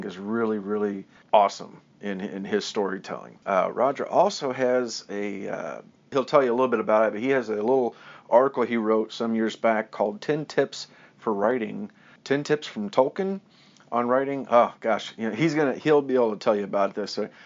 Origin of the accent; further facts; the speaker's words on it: Kansas City, United States; down here to my hometown